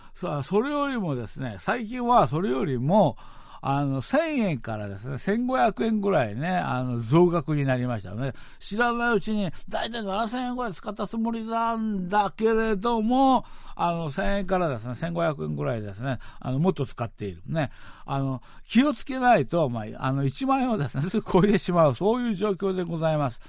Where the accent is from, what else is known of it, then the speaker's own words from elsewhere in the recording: Seoul, South Korea; 小学校ぐらいまでね、うん、国民学校って韓国の方では言うわけなんですけれども、あの、生まれ育った場所なんですよね。